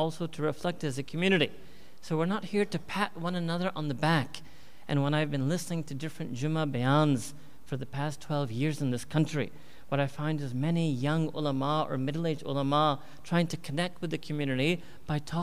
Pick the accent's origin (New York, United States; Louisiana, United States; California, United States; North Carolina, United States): New York, United States; moved away as an adult; also born or lived in Chicago; I was born and raised myself in New York